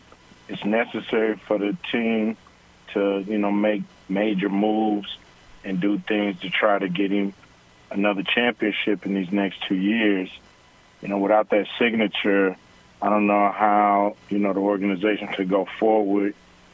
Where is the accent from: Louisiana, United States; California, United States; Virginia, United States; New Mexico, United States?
California, United States; Los Angeles; I was bused from South Central to the Valley School, but I had to go back every day. I had to go back home every day.